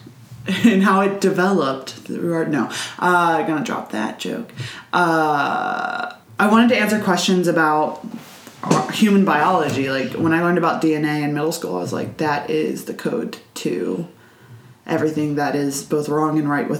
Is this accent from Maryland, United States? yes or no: yes; Prince George's County, Maryland, United States; I grew up in Prince George's County, Maryland, in the same house my mom grew up in.